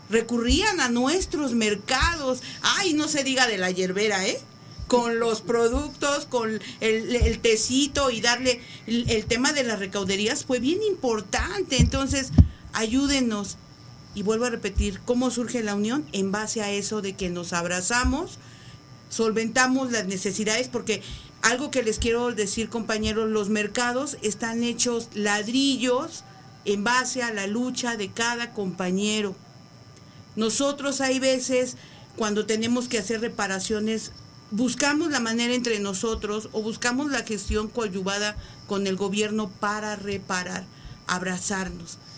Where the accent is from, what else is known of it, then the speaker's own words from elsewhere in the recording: Iztapalapa, Mexico City, Mexico; no nada más en Iztapalapa, porque somos de Iztapalapa para el mundo, ¿eh?